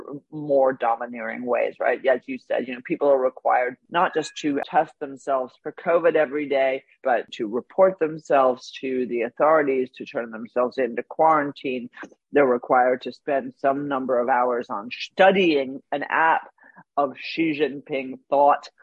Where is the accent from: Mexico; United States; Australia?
Australia; Victoria; my home state of Victoria in Australia